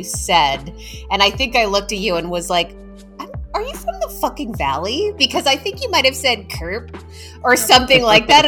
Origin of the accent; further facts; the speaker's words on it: Almonte, Ontario, Canada; I'm from Elmont